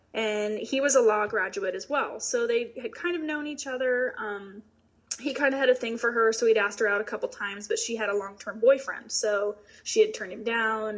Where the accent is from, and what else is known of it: Macon, Georgia, United States; born or raised there